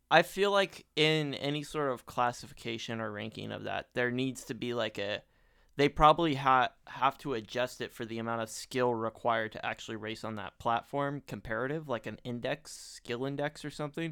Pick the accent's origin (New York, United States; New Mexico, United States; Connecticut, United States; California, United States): California, United States; growing up in California